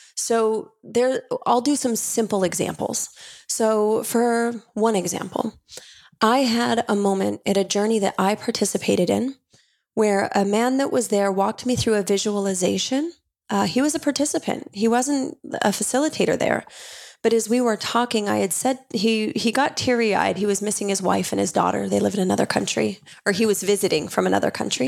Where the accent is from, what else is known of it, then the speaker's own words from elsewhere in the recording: Utah, United States; I grew up Mormon in Utah